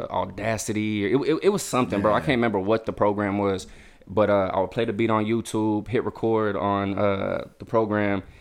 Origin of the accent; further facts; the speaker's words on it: Lake Jackson, Texas, United States; now in Angleton, United States; I'm from Lake Jackson, Texas.